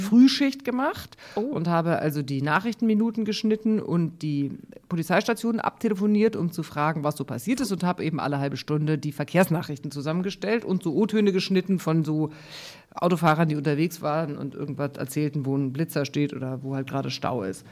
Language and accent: German; Munich, Bavaria, Germany; now in Hamburg, Germany; ich bin, wie gesagt, in München aufgewachsen mit zwei Brüdern